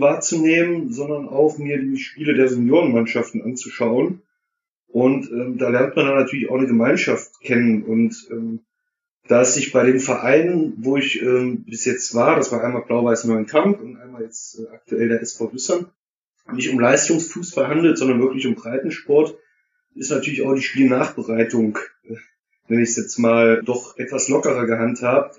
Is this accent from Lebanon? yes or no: no; Erfurt, Thuringia, Germany; moved away as an adult; now in Duisburg, Germany; komme gebürtig aus Erfurt, wohne seit 15 Jahren in Duisburg